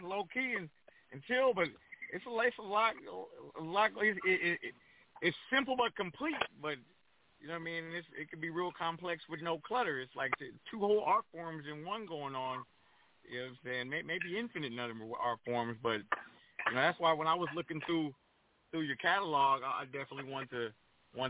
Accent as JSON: {"language": "English", "town": "Pomona", "region": "California", "country": "United States", "tie": "born or raised there", "also_born_or_lived": "Crenshaw, Los Angeles", "moved": "as an adult", "lives_now": "Los Angeles, United States", "said": "a DJ growing up in Pomona"}